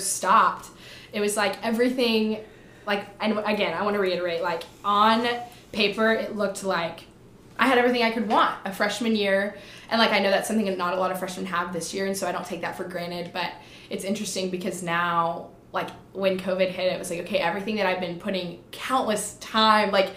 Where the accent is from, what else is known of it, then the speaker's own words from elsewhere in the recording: Austin, Texas, United States; now in Waco, United States; I'm from Austin